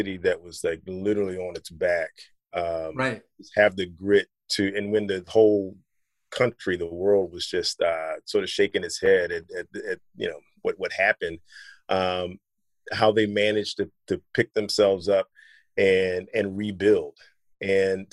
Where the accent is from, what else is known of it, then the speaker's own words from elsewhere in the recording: North Carolina, United States; moved away as an adult; also born or lived in Southeast Virginia / Philadelphia / Detroit; I grew up in North Carolina